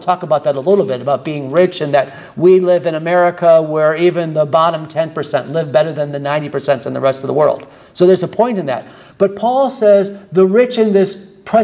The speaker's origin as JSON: {"language": "English", "region": "Michigan", "country": "United States", "said": "I'm from Michigan"}